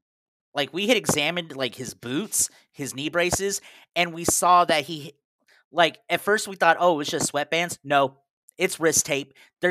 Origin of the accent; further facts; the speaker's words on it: Texas, United States; As a Texan, that was golden.